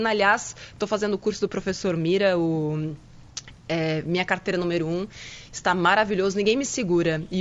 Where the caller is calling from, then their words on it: Caieiras, São Paulo, Brazil; sou de Caieiras.